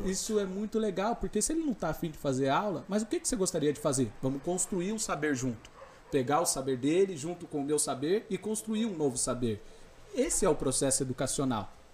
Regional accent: Mogi das Cruzes, São Paulo, Brazil; eu nasci lá em Itaiaçupeba, né? Então eu sou daquela região ali, sou da zona rural

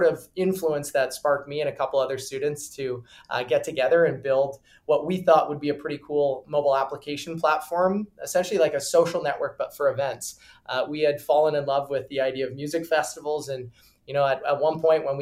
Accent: Regina, Saskatchewan, Canada; I was born and raised in Regina, Saskatchewan

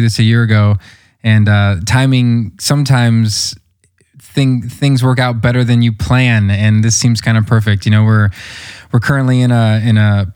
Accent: Omaha, Western Nebraska, United States; I grew up in Omaha, which is not really a large city when you compare it to, you know, like New York or other places like that. But I grew up, my young life, I grew up in Western Nebraska on a quarter horse ranch.

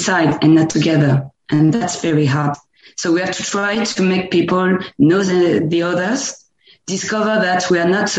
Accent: Normandy, France; English is a second language; moved away as an adult; now in near Paris, France; I don't come from Paris, actually. I come from Normandy, and that's a country place

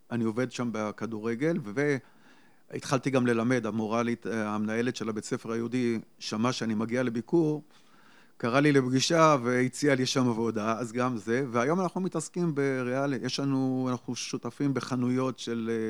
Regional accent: Holon, Tel Aviv District, Israel; אני גדלתי בחולון, הגעתי לחולון בגיל 6 וגדלתי בחולון עד גיל 42. לא עזבתי את העיר, עברתי מנאות רחל לקריית בן גוריון

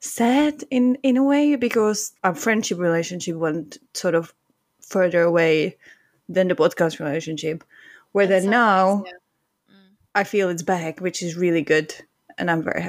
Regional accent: Czechia; now in Finland; I'm from the Czech Republic.

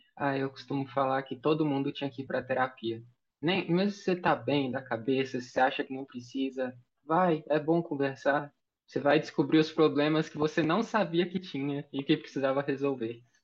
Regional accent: Mineiros, Goiás, Brazil; Eu sou de Goiás, interior do interior de Goiás, uma cidadezinha chamada Mineiros. A gente tem 70 mil habitantes. Eu, assim, eu nunca nem morei em outro lugar.

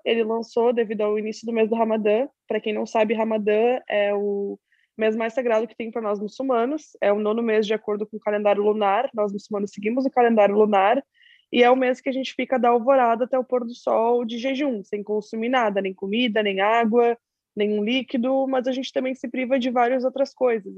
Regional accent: Pelotas, Rio Grande do Sul, Brazil; eu sou de uma cidade pequena do Rio Grande do Sul, uma cidade chamada Pelotas

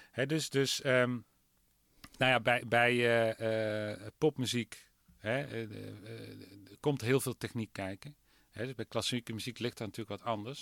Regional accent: southeastern Netherlands, Netherlands; ik ben wel een Oosterling. meer Zuid, Zuidoosterling.

